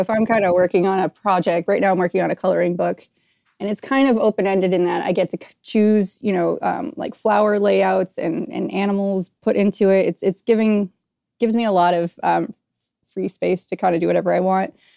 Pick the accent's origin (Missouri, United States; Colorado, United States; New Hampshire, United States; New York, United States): New Hampshire, United States; I grew up in New Hampshire